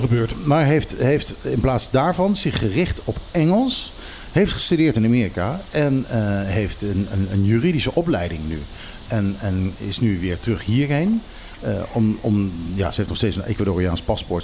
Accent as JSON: {"language": "Dutch", "country": "Curaçao", "tie": "born or raised there", "said": "ik zat op Curaçao school"}